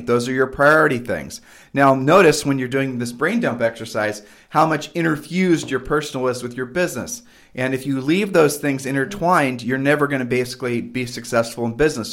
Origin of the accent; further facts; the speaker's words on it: Ohio, United States; moved away as an adult; we grew up in Ohio, and then we've moved and, you know, traveled all over the country